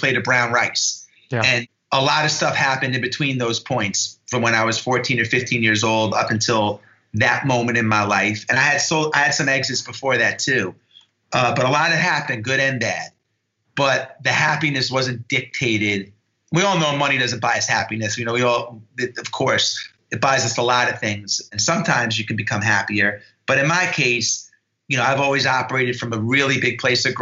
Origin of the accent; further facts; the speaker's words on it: New York and Long Island, United States; I grew up in New York and Long Island